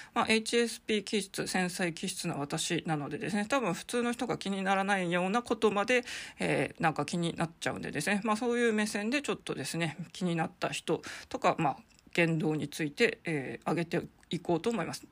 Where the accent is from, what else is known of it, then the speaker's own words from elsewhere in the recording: Sapporo, Hokkaido, Japan; now in Tokyo, Japan; 札幌生まれ札幌と、育ちの私